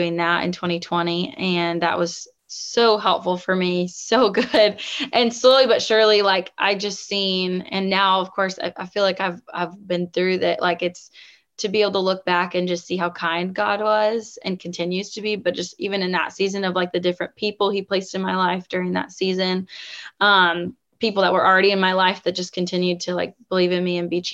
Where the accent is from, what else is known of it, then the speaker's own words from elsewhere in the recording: the Northwest of the United States, Pacific Northwest, United States; also born or lived in the South (US); now in Southern United States; growing up in the Northwest, of the United States